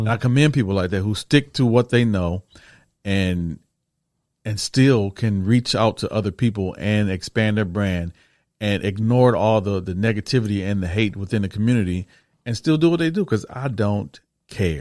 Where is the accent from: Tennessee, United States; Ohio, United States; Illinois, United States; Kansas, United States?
Ohio, United States; Toledo; I'm from Toledo